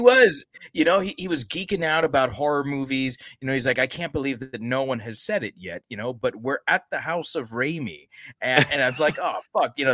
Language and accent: English; United States; as an American